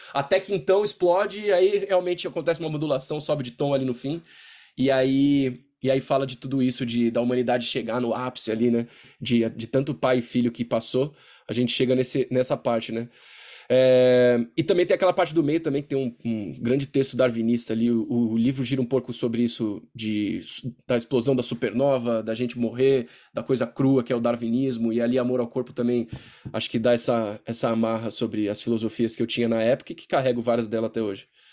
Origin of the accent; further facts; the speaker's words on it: Brazil; eu sou, cresci no Brasil